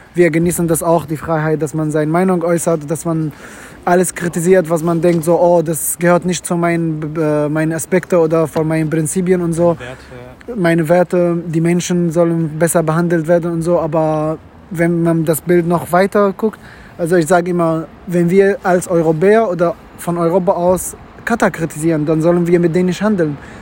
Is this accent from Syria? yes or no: yes; Syria; German is a second language; moved away as an adult; also born or lived in Mecca (ancestry) / Gulf countries; now in Germany; ich bin in Syrien aufgewachsen